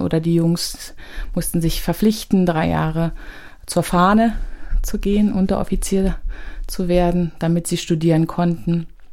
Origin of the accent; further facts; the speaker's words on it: Berlin, Germany; ich bin im Ostteil groß geworden, in Hohenschönhausen, in Alt-Hohenschönhausen